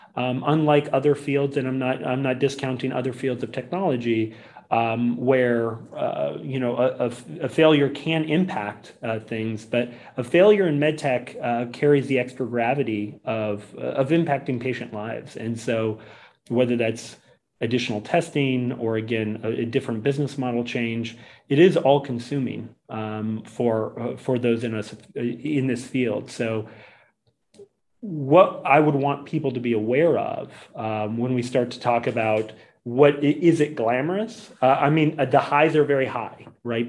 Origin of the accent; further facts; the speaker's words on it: Boise, Idaho, United States; originally from Boise, Idaho